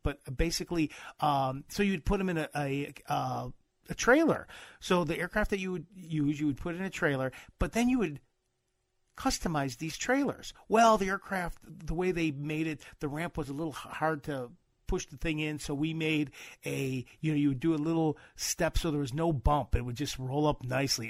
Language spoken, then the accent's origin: English; Midwest, United States; I'm from the Midwest